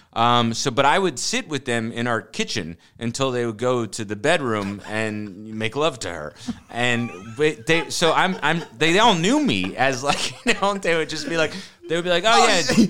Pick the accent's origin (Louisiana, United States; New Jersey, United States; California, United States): New Jersey, United States; I grew up in North Jersey